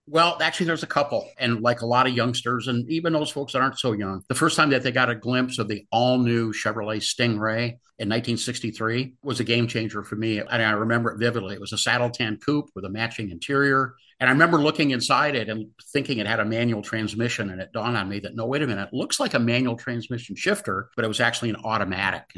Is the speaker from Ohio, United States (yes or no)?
no; Los Angeles, California, United States; growing up in Southern California